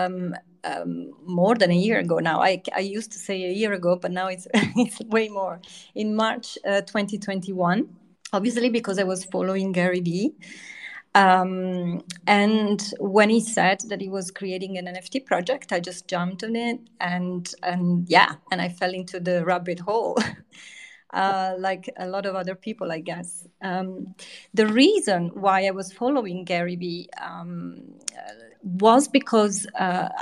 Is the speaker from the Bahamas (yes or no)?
no; east coast of central Italy, Italy; also born or lived in Rome; now in United Kingdom; my parents just went back to their original hometown, which was on the east coast of Italy, in central Italy. So about 2 hours from Rome on the sea. So I grew up by the sea.